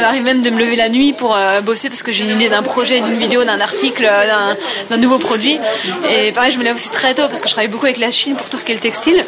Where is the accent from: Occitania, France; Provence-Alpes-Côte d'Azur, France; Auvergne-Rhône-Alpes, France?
Provence-Alpes-Côte d'Azur, France; Nice; j'ai 31 ans, je viens de Nice